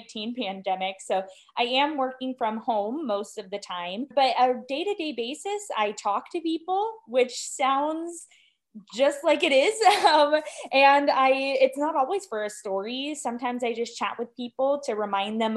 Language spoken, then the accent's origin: English; Omaha, Nebraska, United States; moved away as an adult; also born or lived in Berkeley, California / Missouri / Spain; now in Iowa, United States; I am originally from Berkeley, California, grew up in Omaha, Nebraska